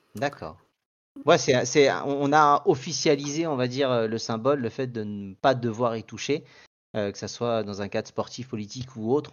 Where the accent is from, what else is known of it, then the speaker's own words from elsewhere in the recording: Paris, Île-de-France, France; en tant que parisien